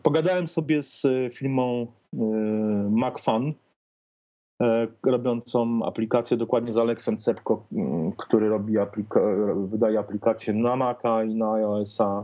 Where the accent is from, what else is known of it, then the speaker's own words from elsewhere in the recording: Poland; accent: eastern; jestem z Polski